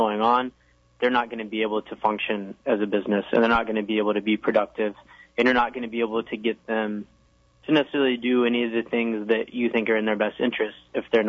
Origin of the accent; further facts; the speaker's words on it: the South, United States; that I was from the South